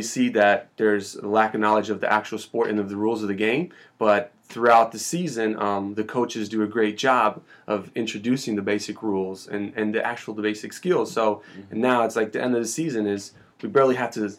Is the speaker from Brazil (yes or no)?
yes; Brazil; moved away; I'm from Brazil